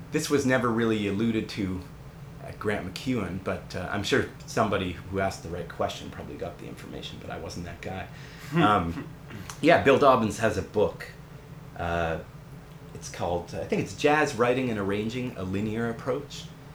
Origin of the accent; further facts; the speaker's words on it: Canada; being a Canadian, I decided it would be good to, you know, do something like